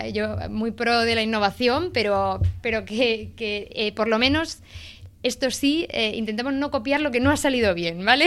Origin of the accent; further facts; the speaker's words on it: Andalusia, Spain; yo soy de Andalucía